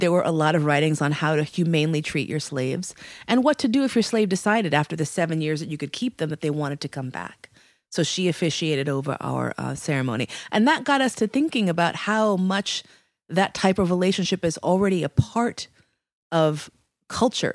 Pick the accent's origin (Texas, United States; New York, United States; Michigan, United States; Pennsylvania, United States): New York, United States; New York City; also born or lived in West Coast; I was born actually in New York Hospital in New York City